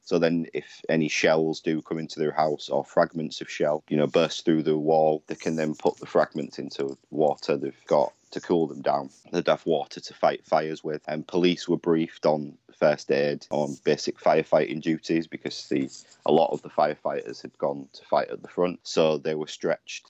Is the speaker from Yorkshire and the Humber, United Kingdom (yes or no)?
yes; Hull, Yorkshire and the Humber, United Kingdom; Hull, um, which is my hometown